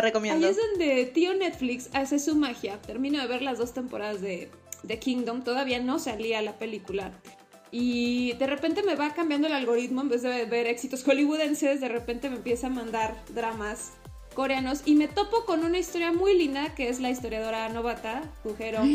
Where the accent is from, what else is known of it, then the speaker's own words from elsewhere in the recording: Mexico; sobre todo soy mexicana